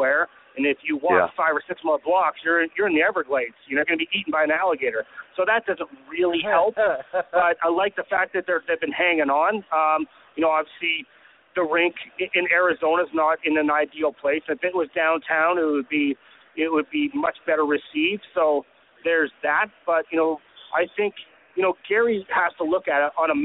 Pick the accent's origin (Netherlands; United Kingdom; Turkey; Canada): Canada; I'm Canadian